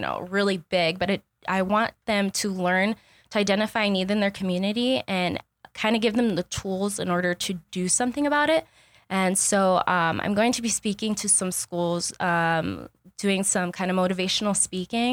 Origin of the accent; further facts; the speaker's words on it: Douglas, Arizona, United States; also born or lived in Tucson, Arizona; my hometown of Douglas, Arizona, it is pretty much low income